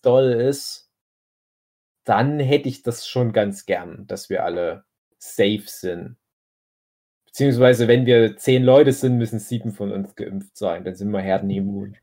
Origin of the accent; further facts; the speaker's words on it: Erzgebirge, Saxony, Germany; auf einmal hat das Erzgebirge und halt auch mein Heimatdorf extrem erwischt